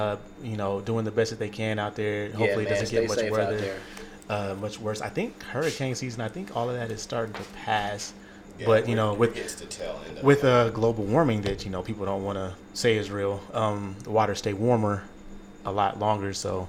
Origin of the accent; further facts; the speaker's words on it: Indiana, United States; now in Las Vegas, United States; When I grew up in Indiana